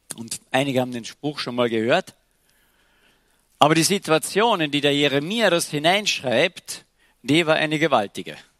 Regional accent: Klagenfurt, Carinthia, Austria; Bei uns in Klagenfurt

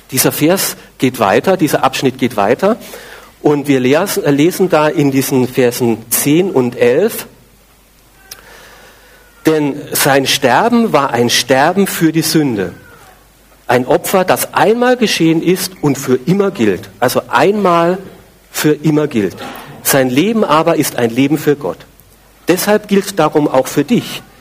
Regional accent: Austria; Ich bin Christ, natürlich. Ich bin ja in Österreich groß geworden, selbstverständlich.

